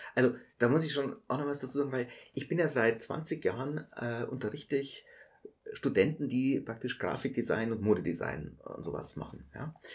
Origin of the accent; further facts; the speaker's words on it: Munich, Bavaria, Germany; also ich bin in der Maistraße geboren und habe nie längere Zeit außerhalb Münchens gelebt.